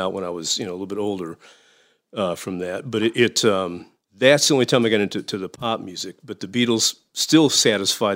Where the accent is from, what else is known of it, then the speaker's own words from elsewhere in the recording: Danville, Illinois, United States; Danville is my hometown. It's right around Champaign-Urbana at the University of Illinois.